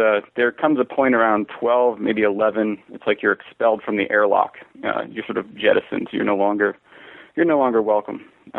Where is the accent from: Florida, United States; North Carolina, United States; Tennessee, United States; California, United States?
Florida, United States; DeLand; moved away as an adult; now in San Francisco, United States; I'm originally from Florida. I lived in a town called DeLand, Florida, which is sort of in the middle of the state, kind of wedged between Disney World and Daytona Beach. So right there on I-4, and there's a university there where my father taught English. So that's sort of my stomping ground.